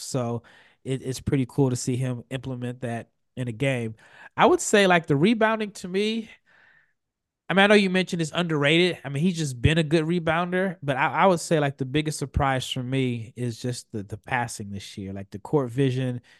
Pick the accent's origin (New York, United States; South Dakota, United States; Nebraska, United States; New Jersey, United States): Nebraska, United States; Omaha; I'm from Omaha